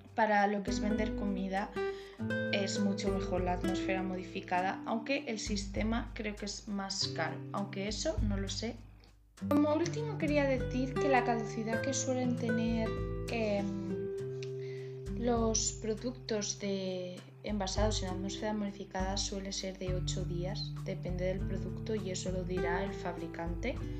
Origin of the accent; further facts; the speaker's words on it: Cuenca, Castilla-La Mancha, Spain; yo soy de Cuenca